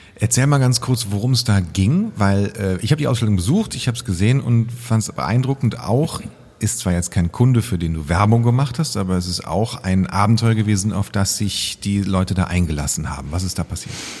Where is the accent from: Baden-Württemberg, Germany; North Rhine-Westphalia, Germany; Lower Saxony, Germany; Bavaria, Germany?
North Rhine-Westphalia, Germany; Cologne; Als Kölner ist man mindestens mit der, mit der Grundschule dreimal oben gewesen